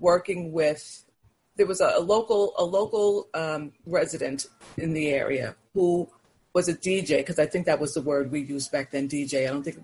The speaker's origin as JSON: {"language": "English", "town": "New York City", "region": "New York", "country": "United States", "tie": "born or raised there", "lives_now": "Long Island, United States", "said": "I was born in Manhattan, and then the family lived in Brooklyn, and then eventually we made our way to Long Island"}